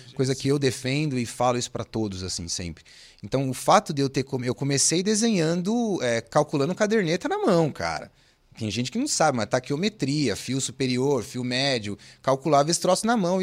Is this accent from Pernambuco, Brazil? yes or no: no; São Paulo, Brazil; eu sou de São Paulo, né, gente? O Giovanni comentou, sou nascido em São Paulo, capital, sou de São Paulo